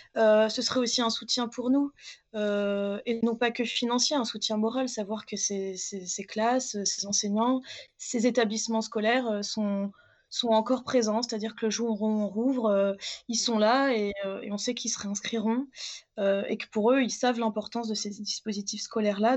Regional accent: Châteauroux, Centre-Val de Loire, France; je viens de Châteauroux, il y a très belle salle euh, l'Apollo à Châteauroux, et du coup, mon école maternelle, en tout cas, nous emmenait beaucoup voir des films là-bas

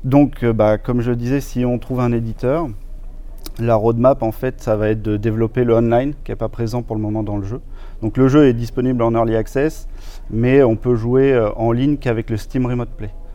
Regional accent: Tours, Centre-Val de Loire, France; je suis de Tours, j'ai fait l'école Brassard à Tours

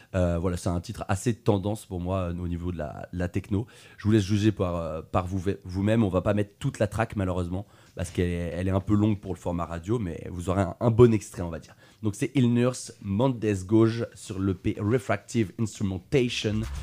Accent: Tours, Centre-Val de Loire, France; je suis de Tours

